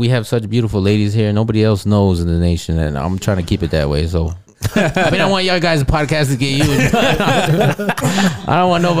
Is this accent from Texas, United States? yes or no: no; Illinois, United States; also born or lived in Georgia; Because, I grew up in Illinois for a little while. Spent a lot of time in Georgia.